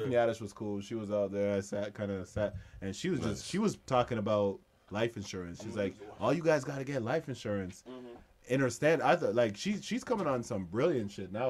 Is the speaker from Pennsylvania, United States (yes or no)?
yes; Philadelphia, Pennsylvania, United States; I'm the man from Philadelphia